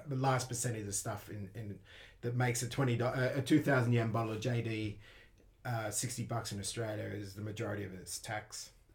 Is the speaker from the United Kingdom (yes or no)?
no; Detroit, Michigan, United States; I'm from Detroit.